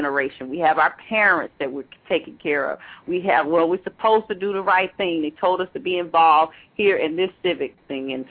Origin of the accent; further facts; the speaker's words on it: Atlanta, Georgia, United States; now in Maryland, United States; grew up in Atlanta